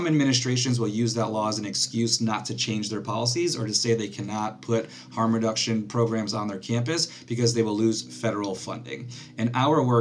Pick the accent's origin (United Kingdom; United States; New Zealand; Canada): United States; Connecticut; I'm from Connecticut